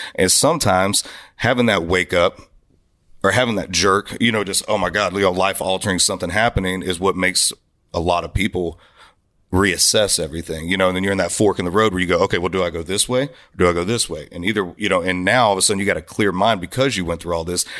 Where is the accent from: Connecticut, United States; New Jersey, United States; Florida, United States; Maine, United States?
Florida, United States; And I grew up in Florida, man, where it was Southern rock